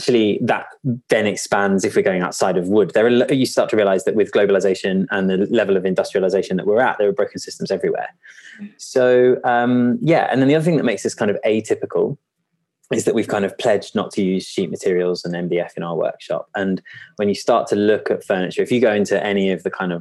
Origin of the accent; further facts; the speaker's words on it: Kent, North Downs, South East England, United Kingdom; I grew up in a very rural environment. I grew up in Kent, in the North Downs.